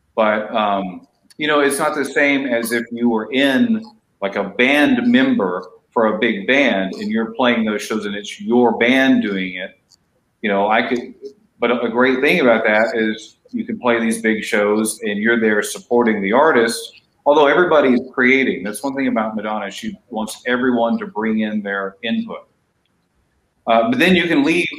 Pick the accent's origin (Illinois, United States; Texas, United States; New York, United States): Texas, United States; East; now in Los Angeles, United States; I grew up in a small town in East Texas